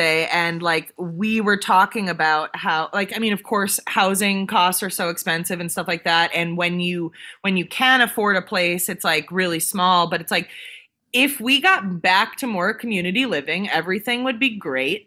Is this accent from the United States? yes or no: yes; United States; being an American